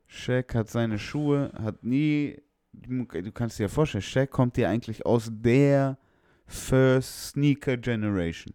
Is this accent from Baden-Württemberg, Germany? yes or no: yes; Stuttgart, Baden-Württemberg, Germany; bei uns damals in Feuerbach in der Hood